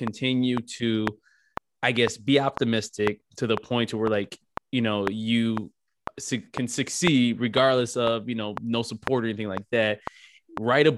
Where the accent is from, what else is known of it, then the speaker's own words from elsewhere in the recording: Midwest, United States; I'm from the Midwest.